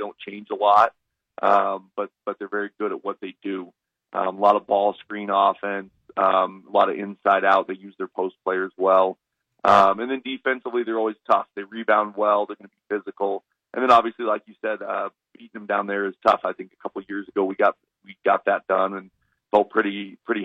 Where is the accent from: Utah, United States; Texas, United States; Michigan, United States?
Texas, United States; Austin; moved away; I grew up in Austin